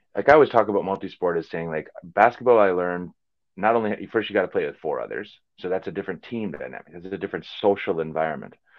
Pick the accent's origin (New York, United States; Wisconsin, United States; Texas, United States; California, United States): Wisconsin, United States; Green Bay; moved away as an adult; also born or lived in Chicago / England; growing up in Green Bay